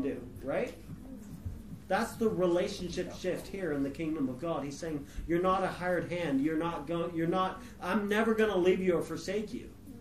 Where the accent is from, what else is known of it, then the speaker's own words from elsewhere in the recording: California, United States; moved away as an adult; also born or lived in West Virginia; I grew up in California.